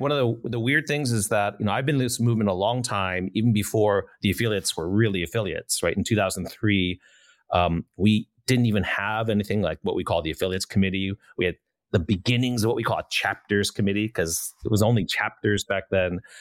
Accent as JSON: {"language": "English", "country": "United States", "said": "being an American"}